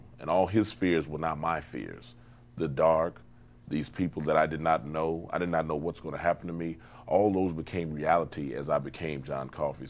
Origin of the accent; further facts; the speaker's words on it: Chicago, Illinois, United States; I'm Midwestern, always. Mm-hmm. Chi-town all the way.